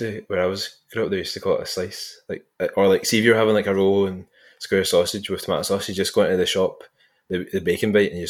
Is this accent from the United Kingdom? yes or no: yes; Scotland, United Kingdom; But then there's loads of things you start saying elsewhere and you don't know we're a Scottish exclusive.